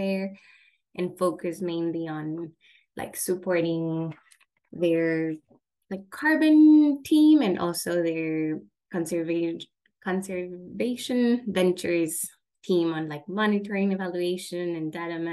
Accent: Ecuador; now in Washington, D.C., United States; I'm from Ecuador

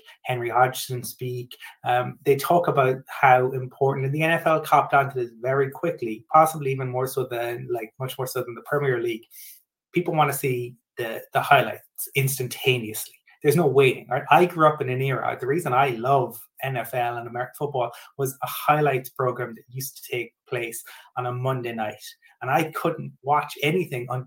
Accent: Cork, Munster, Ireland; from Cork, which is my hometown.

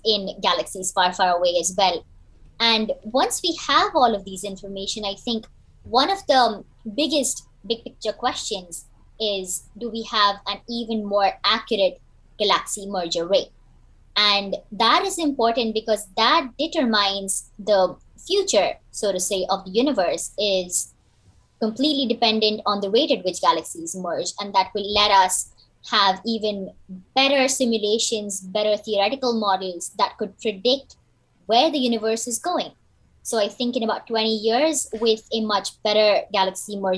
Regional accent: India; moved away as an adult; also born or lived in United States; now in South Korea; I hail from India.

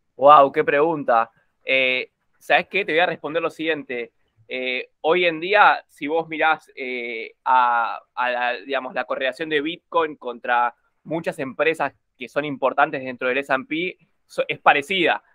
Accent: Corrientes, Argentina; yo soy de Corrientes, así que era de Corrientes.

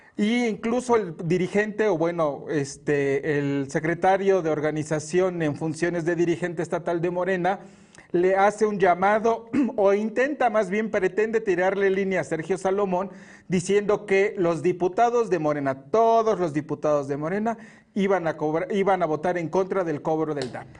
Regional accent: Puebla, Mexico; Yo soy un poblano

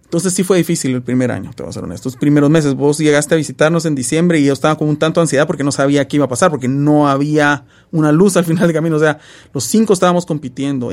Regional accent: Guatemala; moved away as an adult; now in Alabama, United States; estar en Guatemala eh, mi tierra natal, donde nací y crecí, pasé 27 eh, años de mi vida

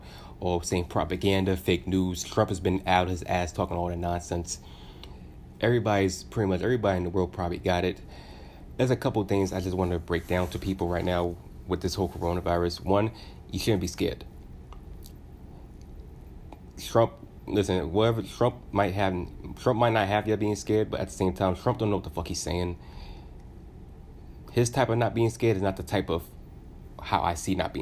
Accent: United States; it's embarrassing as an American. I live in America.

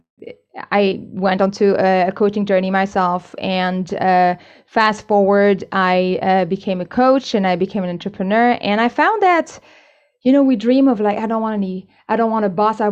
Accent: Canada; moved away as an adult; also born or lived in China; now in Spain; I'm originally Canadian, but I worked in China for a few years, and now I'm based in Spain.

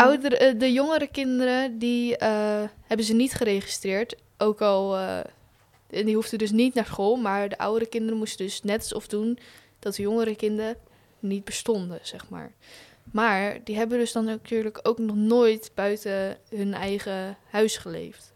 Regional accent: Hoeksche Waard, South Holland, Netherlands; ik kom uit Hoekswaard

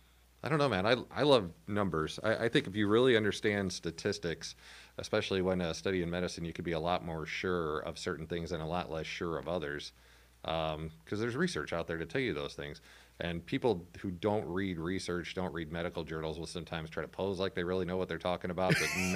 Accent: Albers, Illinois, United States; So I grew up in Albers, which is the sign driving into town said 650. when I moved out. It has since experienced a boom in the form of 2 to 3 new subdivisions, so it's now up to like 1,000 people.

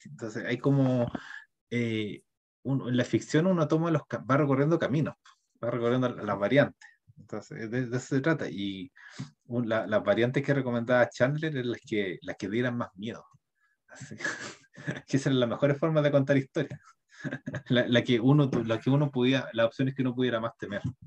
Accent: Chile; nuestro país está cambiando, es como de ser un país neoliberal, va a ser un país como socialista

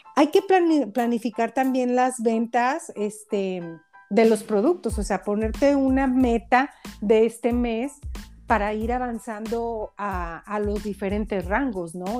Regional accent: Mexico; yo que soy mexicana en México

